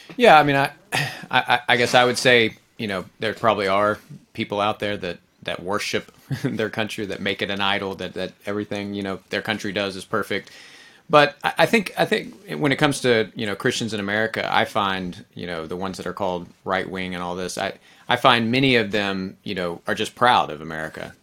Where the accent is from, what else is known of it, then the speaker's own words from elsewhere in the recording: Texas, United States; I'm a Texan, I'm an American